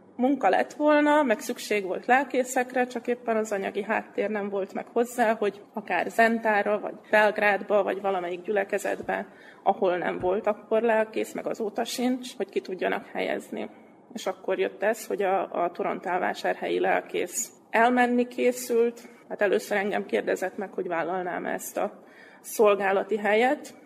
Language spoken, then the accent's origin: Hungarian; Vojvodina, Serbia; also born or lived in Pápa, Hungary; mivel innen származom, igazából ebben a térségben